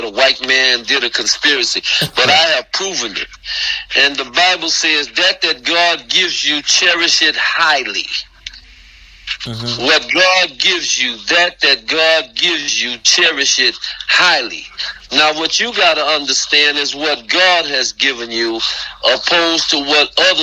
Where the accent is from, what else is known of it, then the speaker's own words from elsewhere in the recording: United States; I was born here, but I'm not an American